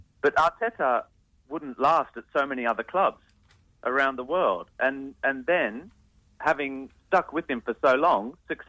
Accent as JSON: {"language": "English", "town": "Canberra", "region": "Australian Capital Territory", "country": "Australia"}